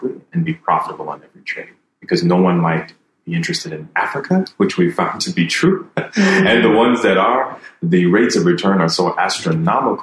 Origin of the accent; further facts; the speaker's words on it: Jamaica; now in Ivory Coast; coming back here as a Jamaican, I was born in Jamaica